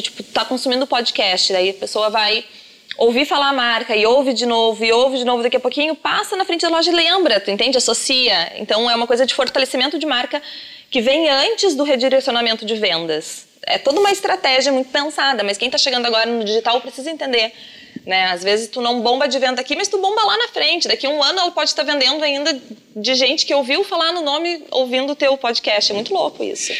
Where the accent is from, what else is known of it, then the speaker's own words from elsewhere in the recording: São Sebastião do Caí, Rio Grande do Sul, Brazil; moved away; eu sou do interior, eu sou de São Sebastião do Caí, uma cidade bem pequena